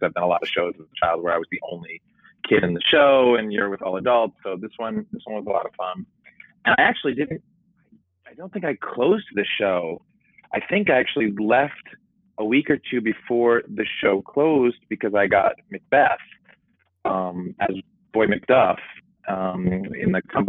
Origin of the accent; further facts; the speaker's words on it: Providence, Rhode Island, United States; I'm originally from Providence, Rhode Island.